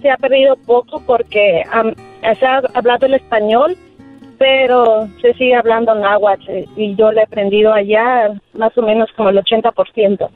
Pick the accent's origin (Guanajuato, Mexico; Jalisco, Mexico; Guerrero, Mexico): Guerrero, Mexico; moved away; nací de un pueblo en Guerrero y ahí se habla náhuatl